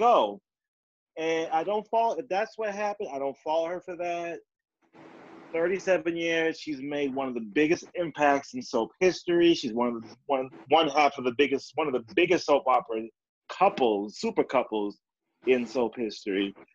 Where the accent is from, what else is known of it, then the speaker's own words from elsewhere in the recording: Brockton, Massachusetts, United States; we're from the same hometown of Brockton, Massachusetts